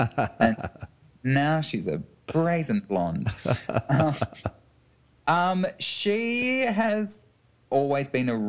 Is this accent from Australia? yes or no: yes; Melbourne, Victoria, Australia; Well, she started in Melbourne, my hometown.